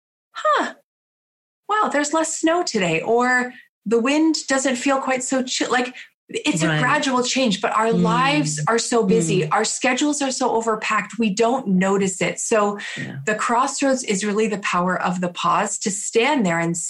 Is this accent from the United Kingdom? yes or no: no; Canada; I'm from Canada